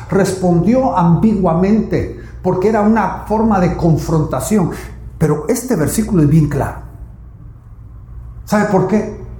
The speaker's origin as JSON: {"language": "Spanish", "country": "Guatemala", "said": "De mal en peor, como dicen en mi tierra Guatemala."}